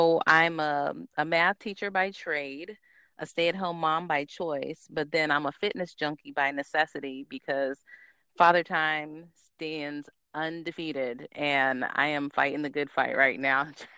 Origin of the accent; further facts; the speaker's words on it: Charleston, South Carolina, United States; I'm from Charleston, South Carolina, military brat.